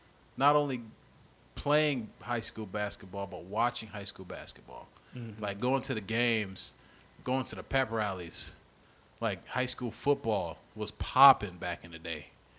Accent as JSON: {"language": "English", "town": "Graceville", "region": "Florida", "country": "United States", "tie": "born or raised there", "moved": "yes"}